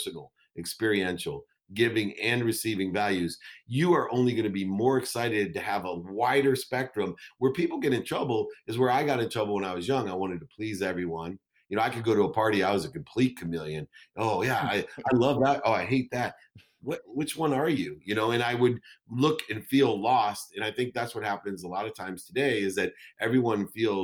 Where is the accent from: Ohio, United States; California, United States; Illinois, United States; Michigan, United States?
Ohio, United States; Akron; my entire community when I grew up in Akron, Ohio